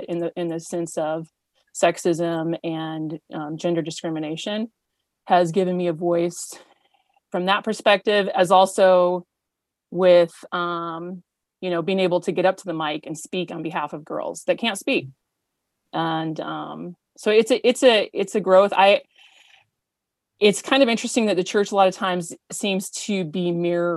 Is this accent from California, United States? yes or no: yes; Paradise, California, United States; also born or lived in Nevada / Santa Rosa, California; now in Auburn, United States; I grew up in Paradise, California